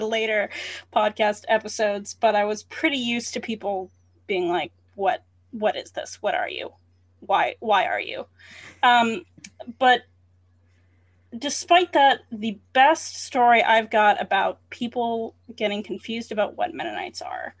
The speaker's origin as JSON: {"language": "English", "region": "Central Ohio", "country": "United States", "tie": "born or raised there", "said": "So even though I grew up in Central Ohio and I grew up on a farm, I was not in an area where there were a lot of Mennonites. In fact, most of my school years prior to college were spent in Catholic educational institutions."}